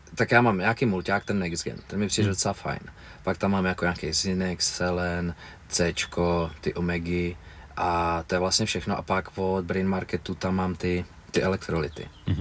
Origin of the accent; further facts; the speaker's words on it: Mnichovo Hradiště, Central Bohemian Region, Czechia; now in Prague, Czech Republic; já jsem byl z Hradišti